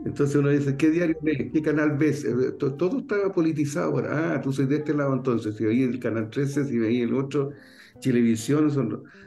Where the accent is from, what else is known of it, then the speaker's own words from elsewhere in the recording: Valparaíso, Chile; como buen porteño